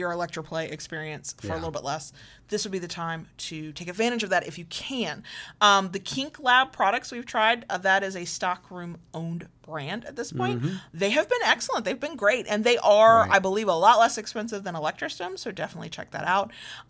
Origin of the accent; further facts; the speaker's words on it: the South, United States; accent: slight Southern; my slight Southern accent